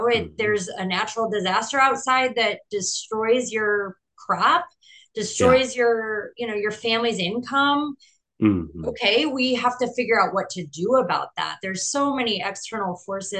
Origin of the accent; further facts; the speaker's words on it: Iowa City, Iowa, United States; I grew up in Iowa, but I lived in Iowa City, which is a university town